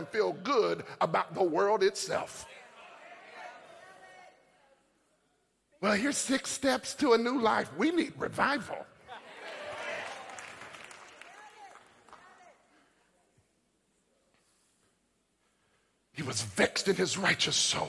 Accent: United States; I am an American, but before I'm an American, I'm a citizen of the kingdom of God

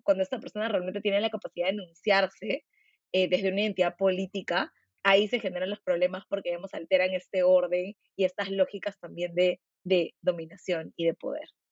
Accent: Peru; quiénes somos como peruanos

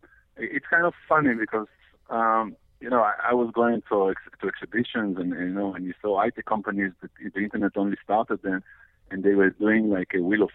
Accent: Israel; English is a second language; Yeah, I was.

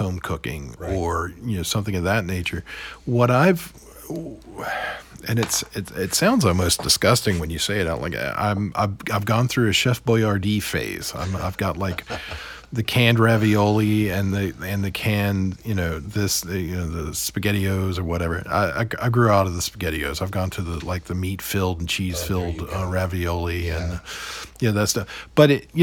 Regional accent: Roanoke, Virginia, United States; I grew up in Roanoke

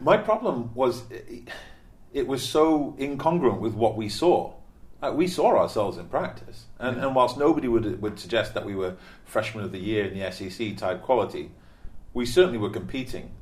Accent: Stockport, North West England, United Kingdom; moved away as an adult; also born or lived in Pennsylvania; I forgot I was from Stockport, now I'm from Manchester

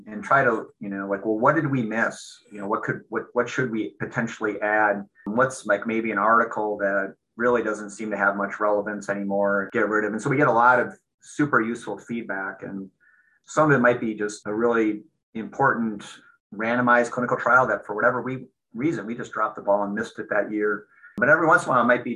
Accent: Minnesota, United States; moved away as an adult; also born or lived in Seattle; I grew up in Minnesota, I came back here initially at the University of Minnesota

